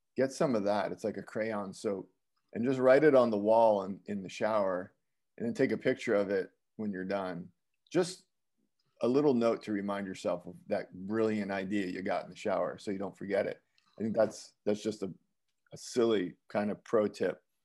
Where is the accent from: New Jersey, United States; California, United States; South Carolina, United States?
New Jersey, United States; Bergen County; moved away; also born or lived in Westwood, New Jersey / Woodcliff Lake, New Jersey / Midwest; I grew up in Bergen County, New Jersey